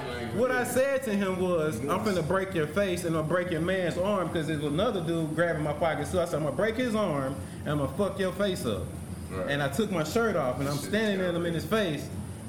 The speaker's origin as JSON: {"language": "English", "town": "Memphis", "region": "Tennessee", "country": "United States", "tie": "born or raised there", "said": "I grew up in South Memphis."}